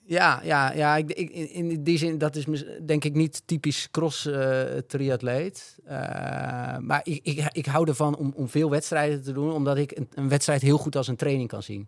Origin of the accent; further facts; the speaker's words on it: Netherlands; wij als Nederlanders